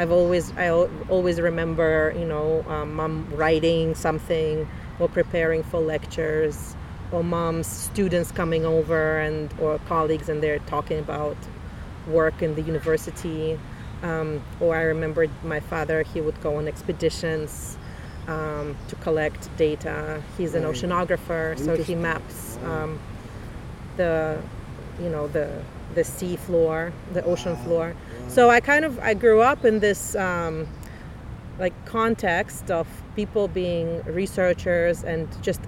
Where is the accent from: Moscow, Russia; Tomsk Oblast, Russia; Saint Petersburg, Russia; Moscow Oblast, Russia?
Saint Petersburg, Russia; English is a second language; moved away as an adult; now in Canada; I was born in the Russia, then Soviet Union, in a city called Leningrad.